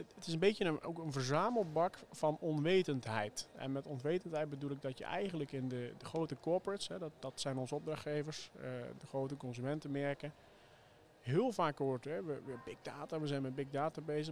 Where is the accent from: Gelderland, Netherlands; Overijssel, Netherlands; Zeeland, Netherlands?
Zeeland, Netherlands; Zeelandic Flanders, Netherlands; zowel Heesam als ik zijn eh, op, opgegroeid in Zeeuws-Vlaanderen